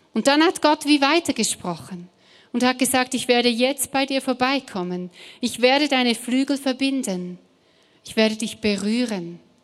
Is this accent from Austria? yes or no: no; Switzerland; German is a second language; now in Stuttgart, Germany; ich komme ursprünglich aus der Schweiz